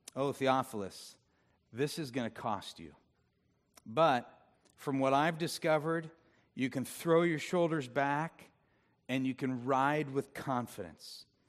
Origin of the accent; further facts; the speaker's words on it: Orange, California, United States; also born or lived in Villa Park; I grew up in Orange